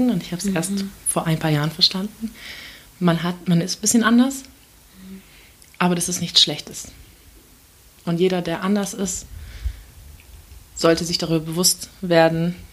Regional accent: Turkey; ich bin halt Türkin

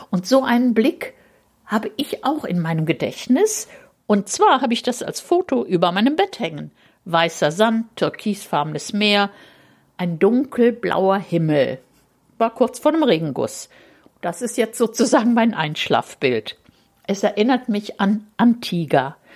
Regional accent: Rhineland, Germany; na sowas ähnliches kenne ich aus meiner Kindheit im Rheinland.

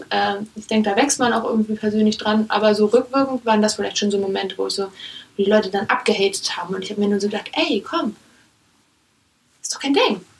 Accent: Germany; born there; Ich lebe in Deutschland. Ich bin in Deutschland geboren.

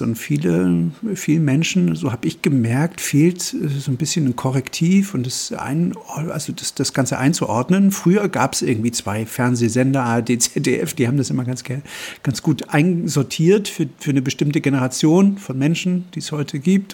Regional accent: Germany; hier bei uns in Deutschland

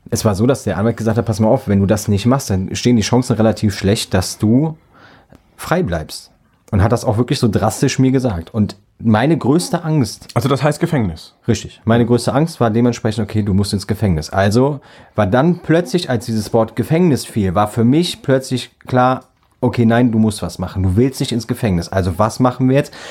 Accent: Büchel, Rhineland-Palatinate, Germany; Gut, wer jetzt Büchel kennt, weiß auch, wo ich herkomme.

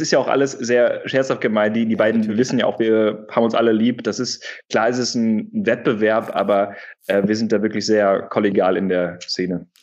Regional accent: Wuppertal, North Rhine-Westphalia, Germany; also born or lived in Hamburg; now in Berlin, Germany; ich komme gebürtig aus Wuppertal aus der Ecke, habe ähm, da einen Großteil meiner Kindheit verbracht

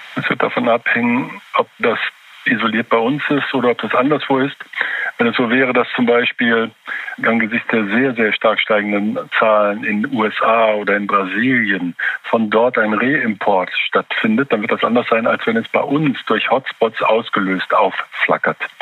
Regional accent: Germany; bei uns in Deutschland

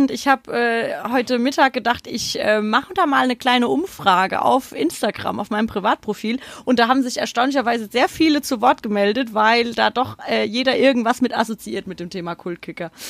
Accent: Frankfurt, Hesse, Germany; man ist ja als Frankfurter gern auch Pessimist und malt einen Teufel an die Wand.

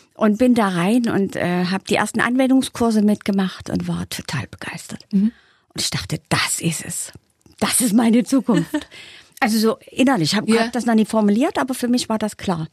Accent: Saxony, Germany; accent: Saxon; Ich bin aus Sachsen

